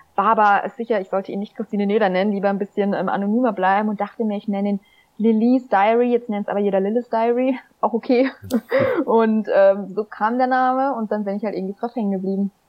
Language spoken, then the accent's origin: German; Schweinfurt, Bavaria, Germany; schon mit 14 für das Schweinfurter Tagblatt, wo ich herkomme